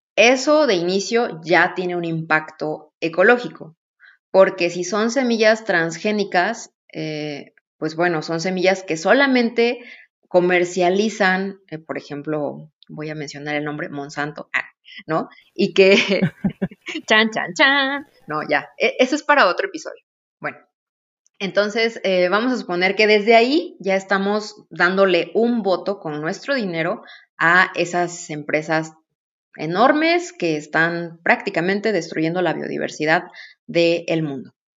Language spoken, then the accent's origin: Spanish; Oaxaca, Mexico; como pueblo oaxaqueño que somos